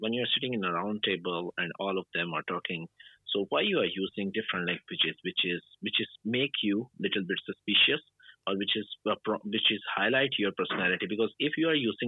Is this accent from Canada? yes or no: no; Pakistan; I'm from Pakistan.